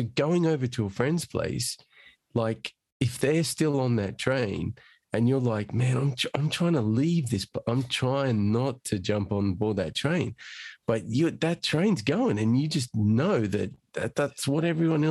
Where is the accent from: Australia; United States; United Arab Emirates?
Australia; now in London, United Kingdom; I'm Australian originally